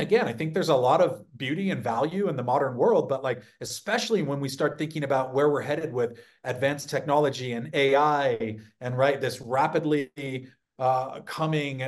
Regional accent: San Diego, California, United States; growing up in California

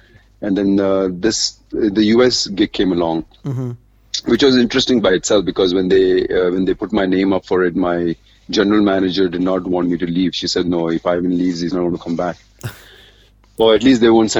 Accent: Mumbai, Maharashtra, India; also born or lived in Dubai; growing up in Bombay, my dad died when I was 7.

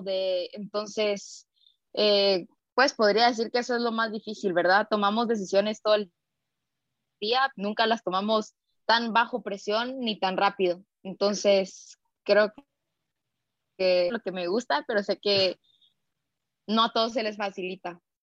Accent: Guatemala City, Guatemala Department, Guatemala; soy guatemalteca, nacida acá en la capital

